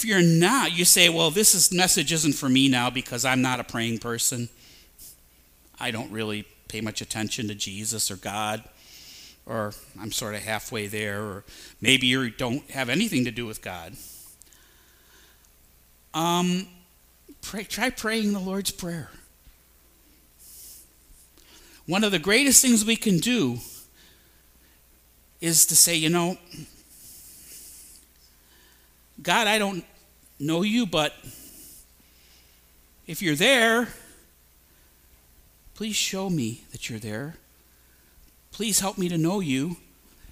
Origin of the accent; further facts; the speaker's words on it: Maple Heights, Ohio, United States; I'm from Maple Heights. I'm from here